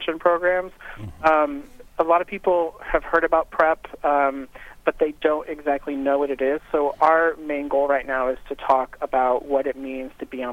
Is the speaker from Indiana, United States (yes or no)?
yes; Northwest Indiana, United States; also born or lived in Chicago, Illinois; I grew up in Northwest Indiana, so I'm a region rat